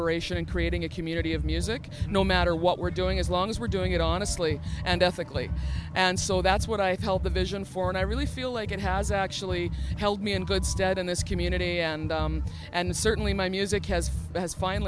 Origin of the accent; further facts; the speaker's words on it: Saskatchewan, Canada; now in Alberta, Canada; I'm from Saskatchewan, actually, originally, but I live in Alberta.